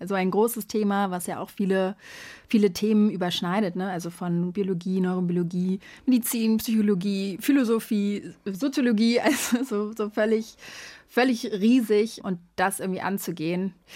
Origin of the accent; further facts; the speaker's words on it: Berlin, Germany; moved away; also born or lived in São Paulo, Brazil; Ich bin ja in Berlin aufgewachsen